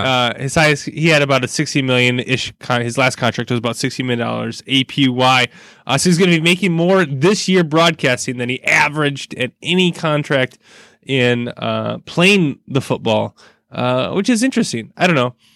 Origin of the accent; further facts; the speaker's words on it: Burlington, Wisconsin area, United States; moved away; my hometown area